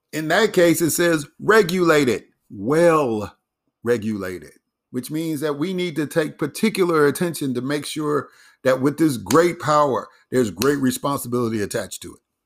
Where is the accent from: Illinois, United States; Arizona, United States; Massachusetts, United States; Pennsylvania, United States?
Illinois, United States; Chicago; Chicago, my hometown